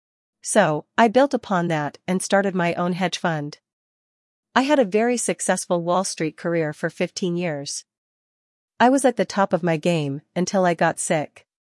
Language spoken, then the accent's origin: English; New Jersey, United States; also born or lived in New York City; I was born in New York City, on the Upper East Side, but I grew up in New Jersey. It was an upper-middle-class neighborhood, with good schooling